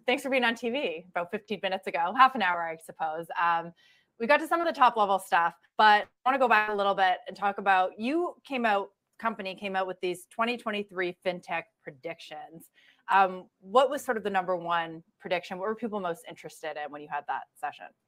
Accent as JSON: {"language": "English", "country": "Canada", "moved": "as an adult", "lives_now": "United States", "said": "as a Canadian"}